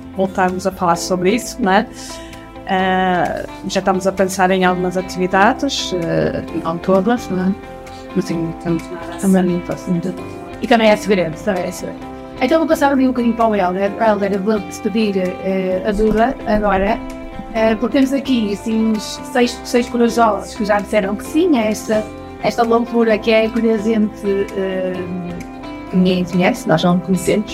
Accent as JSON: {"language": "Portuguese", "town": "Porto", "region": "Norte", "country": "Portugal", "said": "eu sou do Porto"}